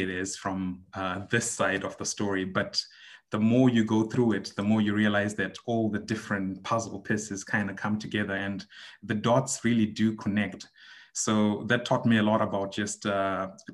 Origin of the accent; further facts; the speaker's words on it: Zimbabwe; moved away as an adult; now in Shanghai, China; I am from Zimbabwe. It's a small country in Southern Africa. I basically grew up there